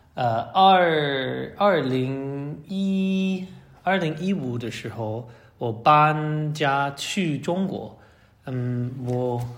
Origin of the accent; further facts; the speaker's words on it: United States; Chinese is a second language; moved away as an adult; also born or lived in Hong Kong / Shanghai / Nairobi; 我从，呃，美国华盛顿来。嗯，我在华盛顿的地区长大。